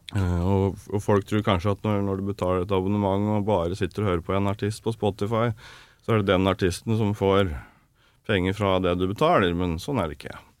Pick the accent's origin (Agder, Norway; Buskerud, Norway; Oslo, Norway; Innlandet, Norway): Innlandet, Norway; Toten; accent: Toten dialect; also born or lived in Trondheim / Germany / France / New York; now in Stockholm, Sweden; Jeg er født i Trondheim, vokste opp på Toten.